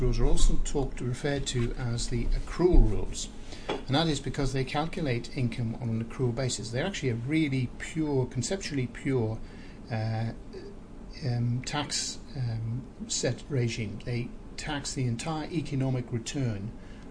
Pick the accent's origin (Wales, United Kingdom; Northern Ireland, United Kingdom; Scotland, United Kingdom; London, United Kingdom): Northern Ireland, United Kingdom; now in New Zealand; I was born in Northern Ireland